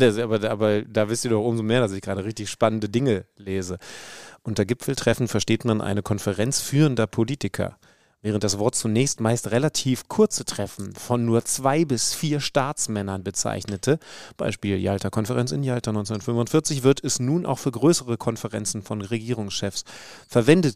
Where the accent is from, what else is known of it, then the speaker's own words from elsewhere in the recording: Wolfsburg, Lower Saxony, Germany; moved away; aus meiner Heimat in Wolfsburg.